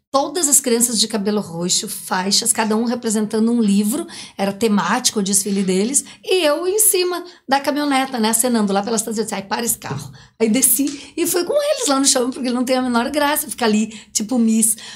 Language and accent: Portuguese; São Miguel do Iguaçu, Paraná, Brazil; eu nasci em São Miguel do Iguaçu, morei em Foz do Iguaçu uns três